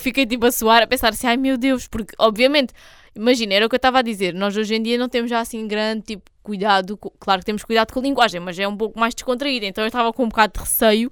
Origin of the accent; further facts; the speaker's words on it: Algarve, Portugal; se não soubessem que eu era daqui, não, di não diriam que eu era porque não tenho propriamente assim sotaque